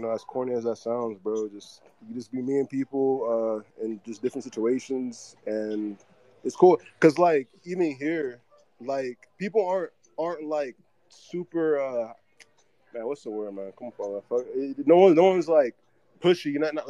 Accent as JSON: {"language": "English", "region": "Florida", "country": "United States", "moved": "as an adult", "lives_now": "Brazil", "said": "I'm from Florida."}